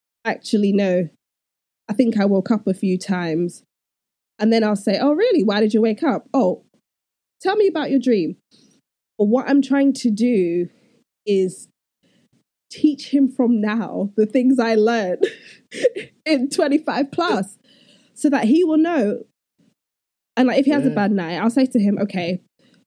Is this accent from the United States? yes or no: no; Nigeria; particularly in a Nigerian home, we're both Nigerian, so we identify with that culture